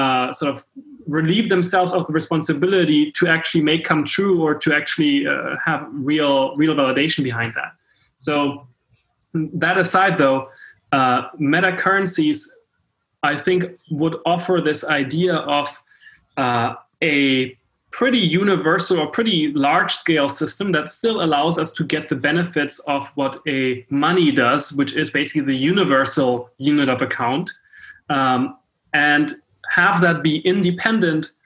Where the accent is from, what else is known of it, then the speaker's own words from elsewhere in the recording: Hamburg, Germany; I come from Hamburg, Germany.